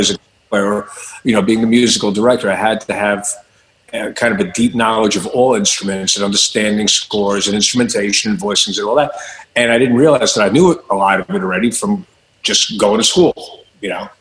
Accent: Long Island, New York, United States; moved away; I came from Long Island

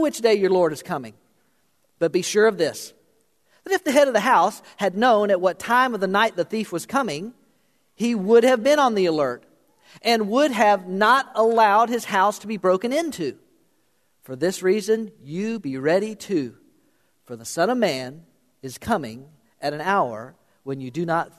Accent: South Florida, United States; moved away; I grew up in South Florida. Not a lot of ice hockey in South Florida when I was growing up

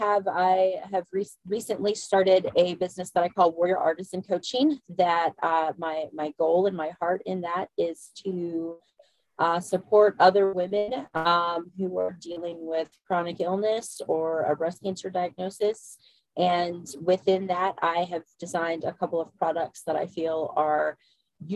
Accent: Central Virginia, United States; I am from Central Virginia, so I'm over here on the East Coast

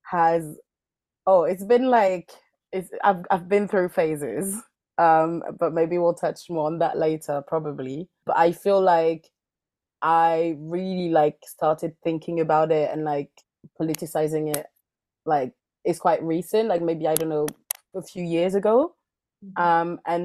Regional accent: France; moved away as an adult; also born or lived in Mali; now in London, United Kingdom; I grew up in the French countryside

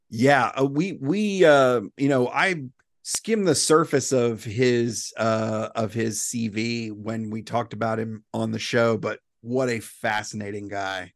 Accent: South Carolina, United States; moved away as an adult; now in Florida, United States; I'm from South Carolina. I used to do law enforcement. And, uh, you know, my wife and I moved here

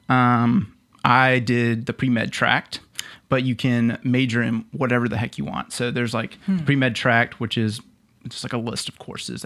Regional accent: Lexington, South Carolina, United States; I grew up here in Columbia, just down the street in Lexington.

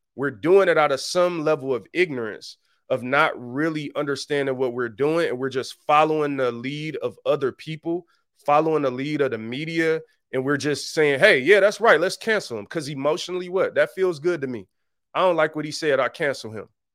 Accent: Detroit, Michigan, United States; I'm really from Detroit. I'm, like, really from there. I really know how it is growing up on that level.

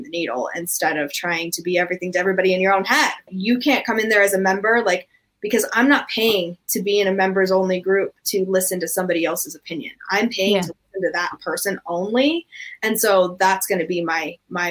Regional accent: United States; in being American

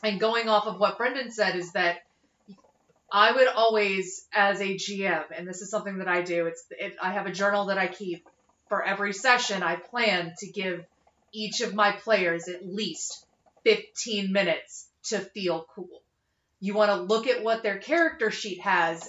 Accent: North Carolina, United States; my hometown in North Carolina

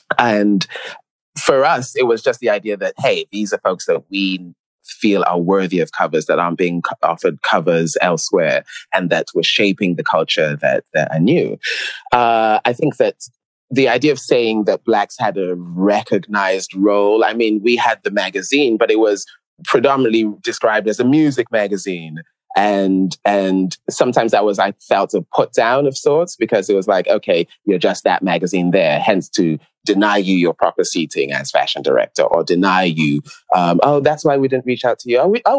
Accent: New York, United States; born there; also born or lived in London; Yes, I was living in London, but I was born in New York.

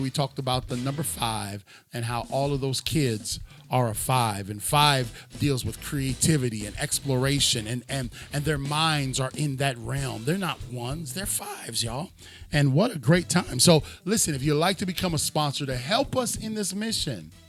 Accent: Cleveland, Ohio, United States; I'm from Cleveland

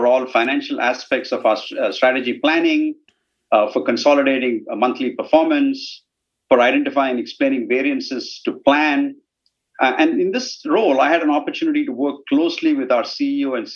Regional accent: Chennai, Tamil Nadu, India; I grew up in Chennai, which is a city in South India.

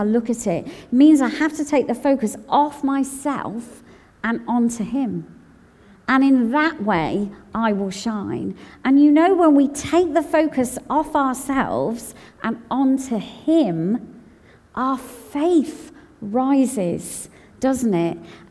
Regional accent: United Kingdom; my passport says I'm British

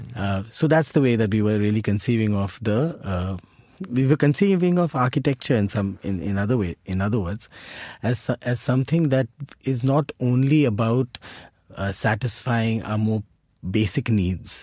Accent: India; our identities as Indian citizens are shaped

